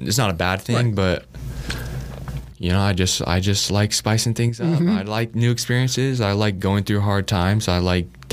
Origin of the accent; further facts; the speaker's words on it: Tinley Park, Illinois, United States; moved away as an adult; now in Lincoln, United States; I love my hometown, Tinley Park